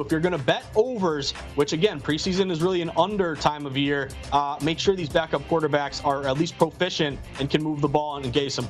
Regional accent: Massachusetts, United States; I I grew up in the Berkshires, which isn't too far from Amherst.

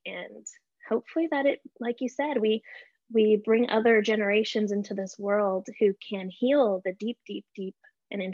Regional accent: El Paso, Texas, United States; I grew up in El Paso, Texas.

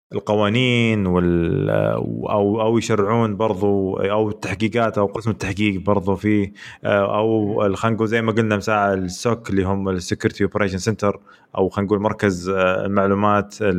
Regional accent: Saudi Arabia; احنا كشعب سعودي

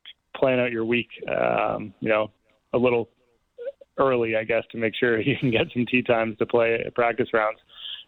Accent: Canada; being a Canadian

